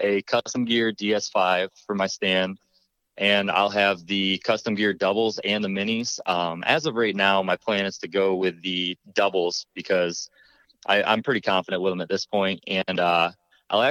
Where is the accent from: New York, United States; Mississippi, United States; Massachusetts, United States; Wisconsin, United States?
New York, United States; moved away as an adult; now in Ohio, United States; I'm from New York originally